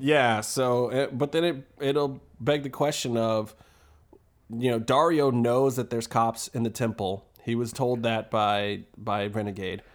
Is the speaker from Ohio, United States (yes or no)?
yes; Cleveland, Ohio, United States; I'm from Cleveland